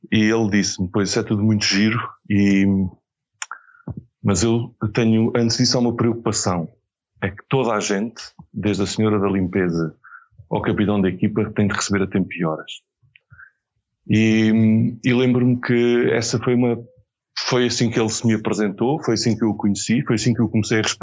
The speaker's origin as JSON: {"language": "Portuguese", "region": "Beira", "country": "Portugal", "said": "Portanto, eu devia ter dito sou benfiquista, sou beirão e republicano."}